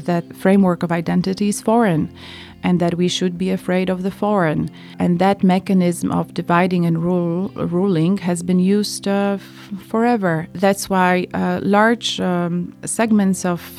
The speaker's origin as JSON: {"language": "English", "country": "Poland", "tie": "born or raised there", "said": "I was born in Poland in 1972"}